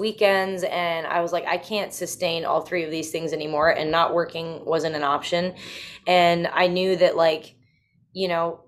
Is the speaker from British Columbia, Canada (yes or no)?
no; Bowmanville, Ontario, Canada; I'm from Bowmanville